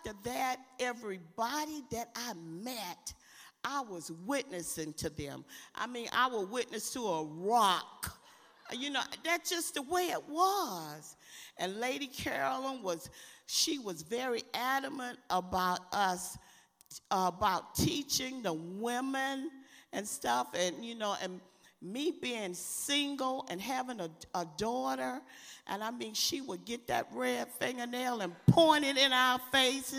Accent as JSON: {"language": "English", "town": "LaGrange", "region": "Georgia", "country": "United States", "moved": "as an adult", "said": "we came from LaGrange, Georgia, a small place"}